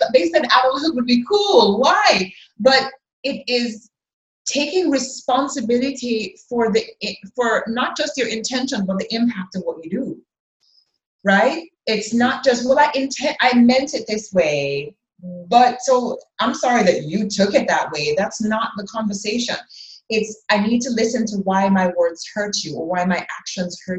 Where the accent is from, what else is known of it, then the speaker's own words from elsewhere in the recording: Jamaica; I am a Jamaican, a Black Jamaican, living here in a country where everybody, not everybody, 90% of the people look like me.